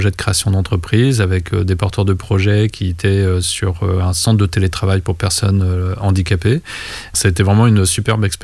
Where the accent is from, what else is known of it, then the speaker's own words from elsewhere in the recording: Vietnam; born there; mais moi en fait je suis né au Vietnam, j'ai été adopté par euh, cette famille française.